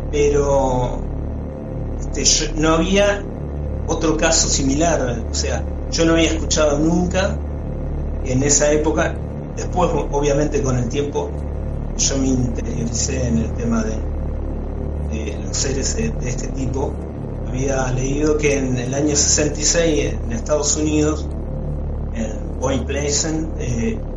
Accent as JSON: {"language": "Spanish", "town": "Hurlingham", "region": "Buenos Aires Province", "country": "Argentina", "tie": "born or raised there", "said": "prácticamente podría decir que nací en, en Hurlingham porque yo soy de la capital, o sea, nací en Capital Federal, pero desde muy chico me, me instalé en la provincia de Buenos Aires y casualmente en Hurlingham."}